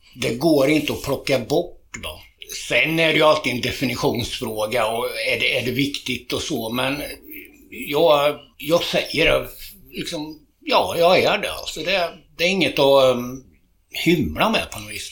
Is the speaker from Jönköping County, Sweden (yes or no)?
yes; Tranås, Jönköping County, Sweden; also born or lived in Köping / Kolsva / Västmanland; jag har bott här sedan jag var inte hundra, men fyra eller fem år